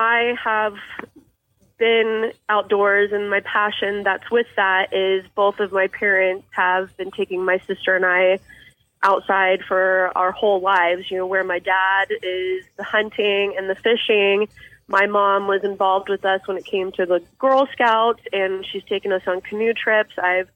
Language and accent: English; Overland Park, Kansas, United States; I've actually grown up most of my life in Overland Park, Kansas, so I'm pretty close to Kansas City